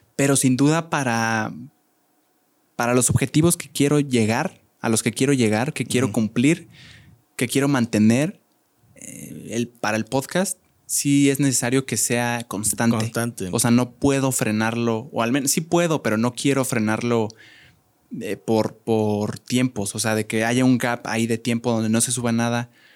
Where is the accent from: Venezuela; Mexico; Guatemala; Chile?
Mexico; Querétaro; yo soy orgulloso queretano